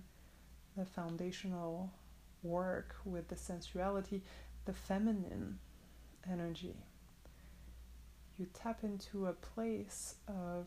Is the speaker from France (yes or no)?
yes; France; I'm from France